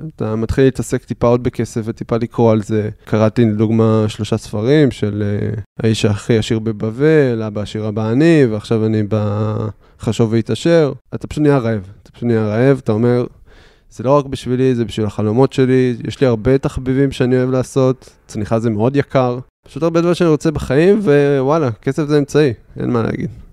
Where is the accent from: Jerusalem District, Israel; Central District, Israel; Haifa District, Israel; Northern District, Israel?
Haifa District, Israel; Haifa; also born or lived in Beersheba; בחיפה אני גדלתי, אני חיפאי מאז ומתמיד